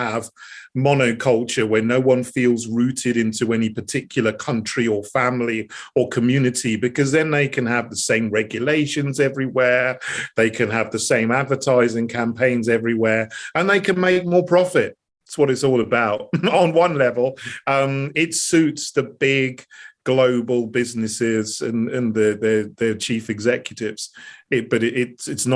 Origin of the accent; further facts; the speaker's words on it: Sussex, South East England, United Kingdom; also born or lived in St Andrews, Scotland / Botswana / Bosnia and Herzegovina / United States; I was brought up with my mum in Sussex. And, you know, so I grew up here. I grew up in England